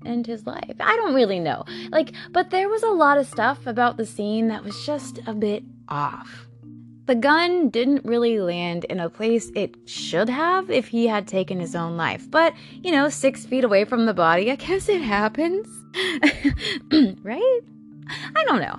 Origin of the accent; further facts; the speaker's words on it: Bavaria, Germany; I was born in Germany. I was actually born in Bavaria, Germany